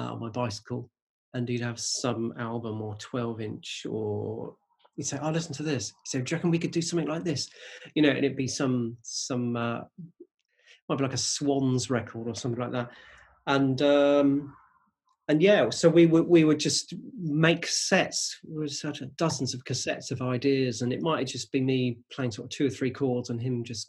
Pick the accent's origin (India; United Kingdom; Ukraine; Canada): United Kingdom; just outside Reading, South East England; We grew up in just outside Reading. It's quite a rural place, a little village